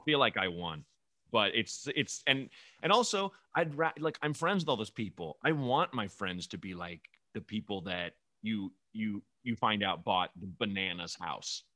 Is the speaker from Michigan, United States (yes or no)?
no; northern suburbs of Chicago, Illinois, United States; born in, like, the northern suburbs like me